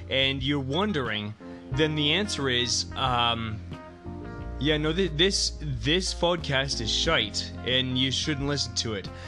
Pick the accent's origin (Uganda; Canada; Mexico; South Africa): Canada; because we're Canadian, so we always give up our rights.